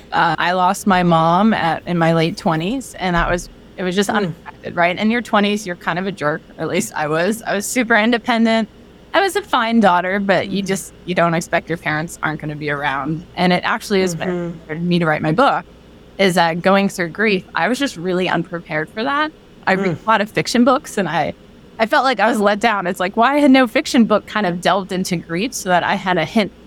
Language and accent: English; Chicago, Illinois, United States; born there; also born or lived in Philadelphia / Boston / North Carolina; I was born in Chicago, lived in Philly, lived in Boston, lived in North Carolina. And then a year ago, I moved outside Seattle, Washington.